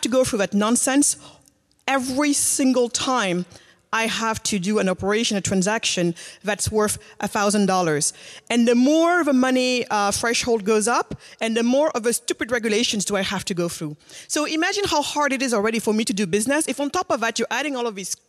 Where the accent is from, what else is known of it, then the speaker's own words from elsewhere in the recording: Senegal; I'm originally from Senegal